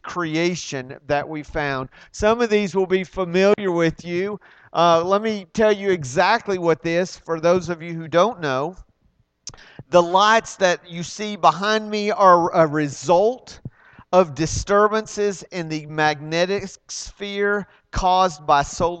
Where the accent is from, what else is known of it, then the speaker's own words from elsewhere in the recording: Arlington, United States; moved away; where I grew up in Arlington, where we had thunderstorms